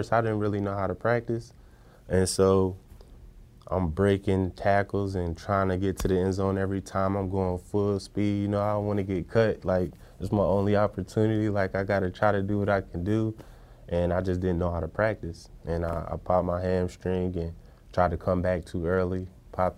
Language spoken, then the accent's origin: English; Niagara Falls, New York, United States; I grew up upstate New York, Niagara Falls, New York